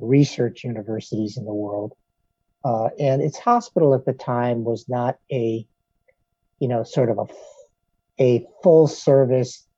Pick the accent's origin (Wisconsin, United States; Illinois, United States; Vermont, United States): Illinois, United States; Chicago; I grew up in Chicago, Illinois, on the northwest side of the city